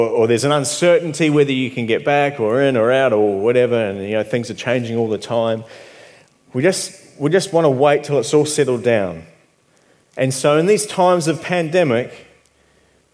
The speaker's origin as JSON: {"language": "English", "country": "New Zealand", "moved": "yes", "said": "I'm from New Zealand."}